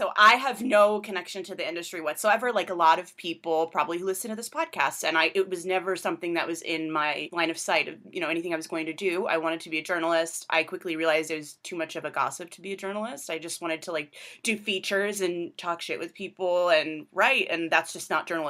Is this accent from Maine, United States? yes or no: no; Corona, California, United States; also born or lived in New York; now in Los Angeles, United States; I am from Corona, California, which is in Riverside County, so not LA, it's in Southern California.